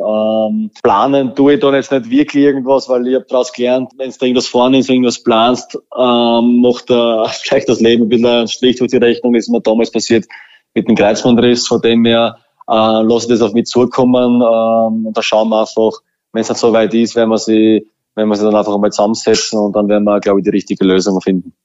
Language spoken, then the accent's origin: German; Burgenland, Austria; als Burgenländer